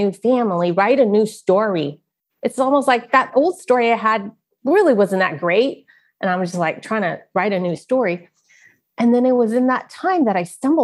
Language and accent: English; Silicon Valley, California, United States; also born or lived in San Francisco, California; I grew up in Silicon Valley